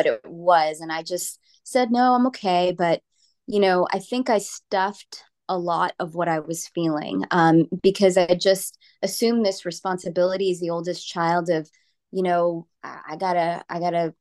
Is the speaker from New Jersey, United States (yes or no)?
yes; New Jersey, United States; now in Texas, United States; I grew up in New Jersey, and I was part of an Indian Christian family